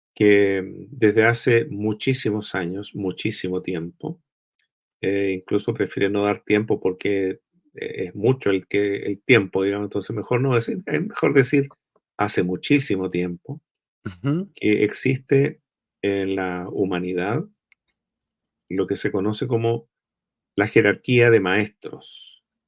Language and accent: Spanish; Chile; soy un chileno que nació en esta tierra hace ya 68 años atrás